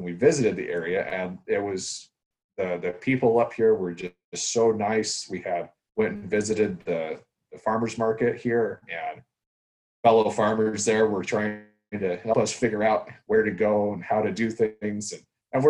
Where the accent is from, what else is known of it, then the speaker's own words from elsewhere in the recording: Idaho, United States; also born or lived in Kansas; now in Washington, United States; I was born and raised in Idaho